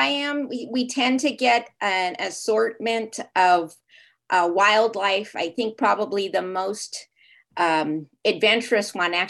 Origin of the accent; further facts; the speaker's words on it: Los Angeles, California, United States; now in Mexico; I did.